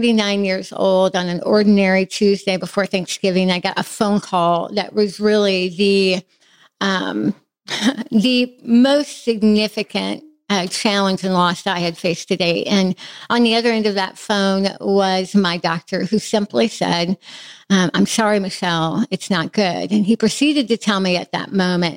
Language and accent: English; Midwest, United States; I have a really solid, fairly typical childhood of faith, growing up in the Midwest